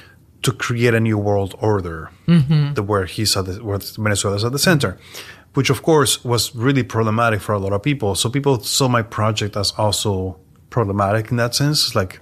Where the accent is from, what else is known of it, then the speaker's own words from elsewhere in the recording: New York, United States; I'm an artist from New York